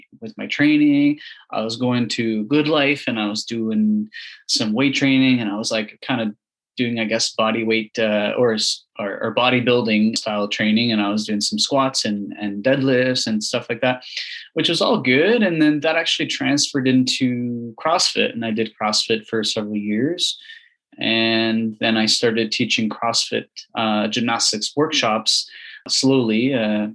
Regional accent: Prince Edward Island, Canada; now in Ottawa, Canada; I grew up in Prince Edward Island doing gymnastics since a very young age.

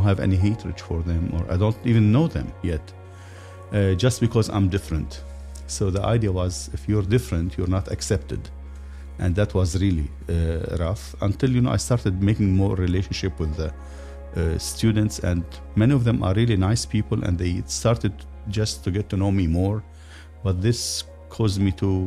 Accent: Lebanon; moved away as an adult; now in United States; I grew up in Lebanon

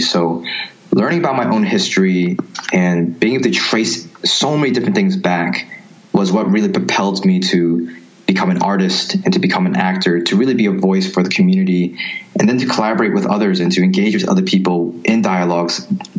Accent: New York City, New York, United States; also born or lived in Princeton, New Jersey; born and raised in New York City.

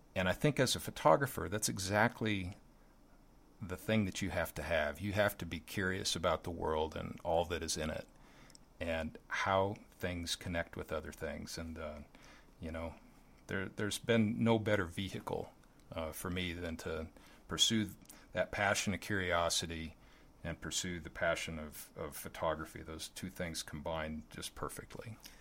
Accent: Lincoln, Nebraska, United States; growing up in Lincoln, Nebraska

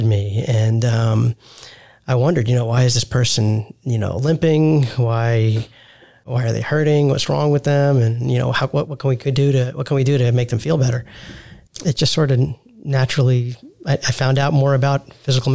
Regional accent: New York, United States; moved away as an adult; also born or lived in Salt Lake City, Utah / Texas; now in Dallas, United States; I'm born and raised in New York to immigrants who are both physicians as well

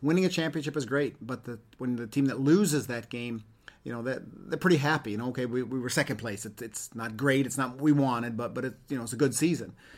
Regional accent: Ann Arbor, Michigan, United States; moved away as an adult; now in Sweden; grew up in Ann Arbor, Michigan

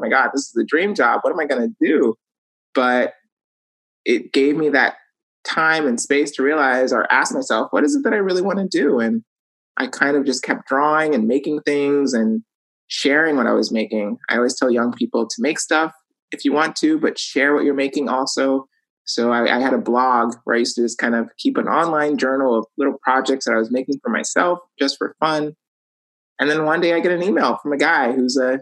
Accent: Los Angeles, California, United States; we all lived in this really teeny tiny one bedroom

